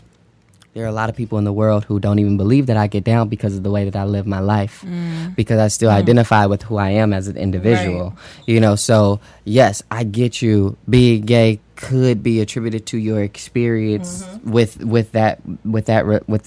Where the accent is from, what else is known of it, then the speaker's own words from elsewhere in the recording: Oakland, California, United States; also born or lived in Georgia; now in Virginia, United States; I'm from Oakland, California